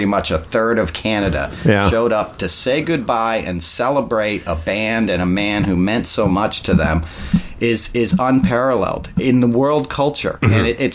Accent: United States; I'm an American

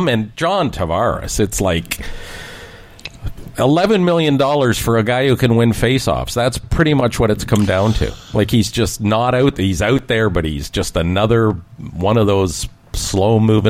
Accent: Canada; as a Canadian

